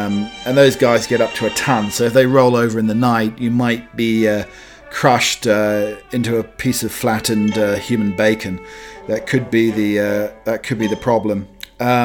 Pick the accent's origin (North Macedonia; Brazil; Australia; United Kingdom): United Kingdom; moved away as an adult; now in United States; being a Brit living in America, when I first came over